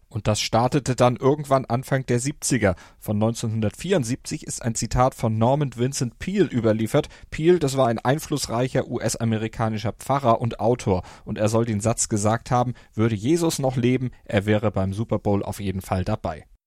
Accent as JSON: {"language": "German", "country": "Germany", "said": "als Europäer, als Deutscher"}